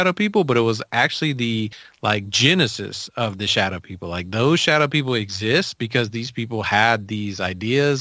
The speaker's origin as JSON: {"language": "English", "town": "Memphis", "region": "Tennessee", "country": "United States", "tie": "born or raised there", "also_born_or_lived": "Nashville, Tennessee", "said": "I grew up in Memphis"}